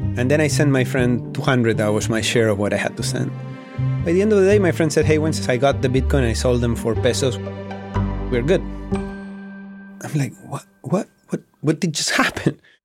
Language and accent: English; Patagonia, Argentina; growing up in Patagonia, where my parents were and still are to this day sheep ranchers